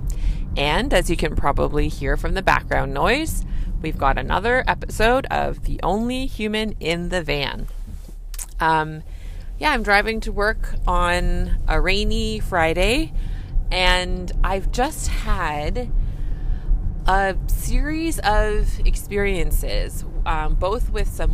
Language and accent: English; Canada; I'm a Canadian family physician